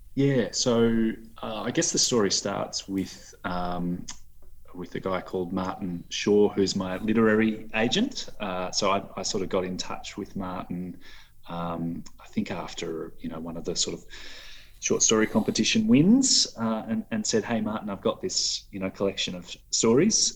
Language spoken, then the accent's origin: English; Adelaide, South Australia, Australia; also born or lived in Sydney; I was born in Sydney, uh, oh, moved, okay. moved over to Adelaide when I was you know 12 months old